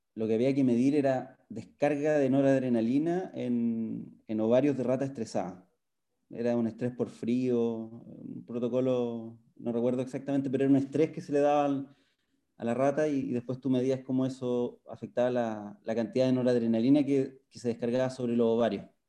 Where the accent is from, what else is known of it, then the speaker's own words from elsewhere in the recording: Santiago, Santiago Metropolitan Region, Chile; me nacido y criado en Santiago